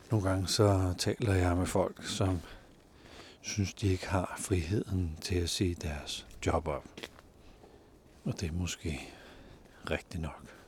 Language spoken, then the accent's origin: Danish; Denmark; vi har ret meget frihed som danskere